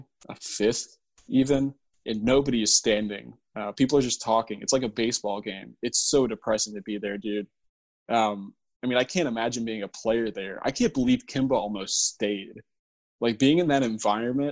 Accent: Spartanburg, South Carolina, United States; Spartanburg, which is my hometown. It's where I am now.

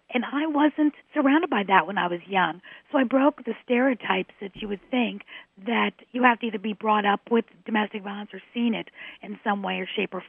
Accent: New York City, New York, United States; I was born and raised in New York City.

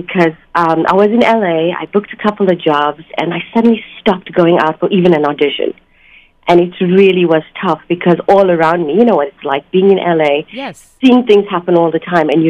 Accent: South Africa; moved away; I was born in South Africa, of Indian descent.

